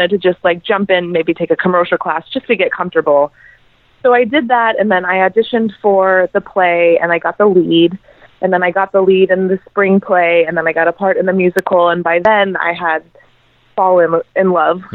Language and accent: English; Lake Arrowhead, California, United States; moved away; I'm from a super small town, and typically I'm from Lake Arrowhead, California, and usually most of the people that I went to high school